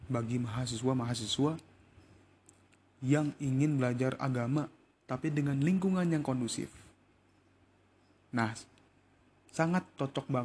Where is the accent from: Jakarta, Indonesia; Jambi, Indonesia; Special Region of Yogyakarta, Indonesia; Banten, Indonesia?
Banten, Indonesia; Tangerang; born there; gue lahir di Tangerang pada tanggal 20 September 2000.